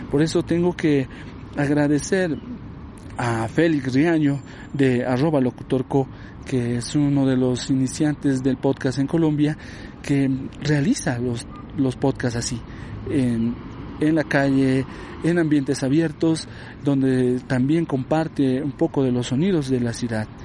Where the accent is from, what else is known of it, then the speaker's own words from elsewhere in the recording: Bolivia; también forma parte de la identidad de nosotros como bolivianos.